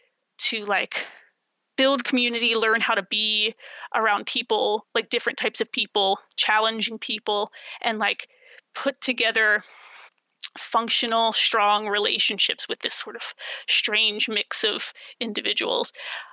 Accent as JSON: {"language": "English", "town": "Baltimore", "region": "Maryland", "country": "United States", "tie": "born or raised there", "also_born_or_lived": "rural Virginia outside Lynchburg / New Jersey / New York City", "moved": "yes", "lives_now": "Schoharie County, United States", "said": "as I grew up in Baltimore"}